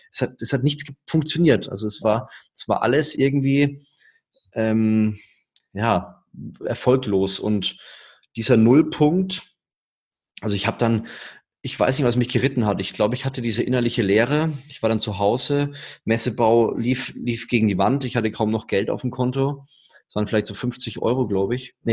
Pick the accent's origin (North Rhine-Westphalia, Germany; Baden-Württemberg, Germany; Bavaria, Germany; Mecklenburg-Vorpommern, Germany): Bavaria, Germany; Würzburg; Ja, ich komme aus Würzburg, da lebt man unter der Woche abends nichts.